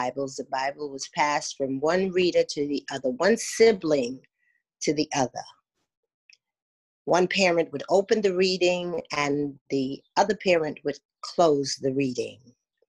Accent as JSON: {"language": "English", "town": "New York City", "region": "New York", "country": "United States", "tie": "born or raised there", "also_born_or_lived": "St. Thomas, U.S. Virgin Islands", "said": "born St. Thomas, Virgin Islands, and raised in New York. And now living in Brooklyn, New York"}